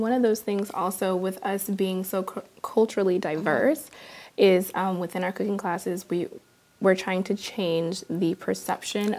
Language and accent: English; Peoria, Illinois, United States; I am born and raised in Peoria